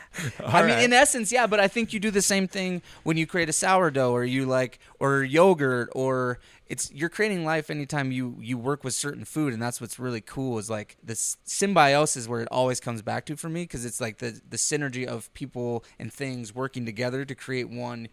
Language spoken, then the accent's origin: English; Plattsmouth, Nebraska, United States; also born or lived in Panama; So, after they met in on Hill Base, I was born in Panama. 3 years later, they moved to the Midwest. We spent some time in a little place called Plasmouth, Nebraska.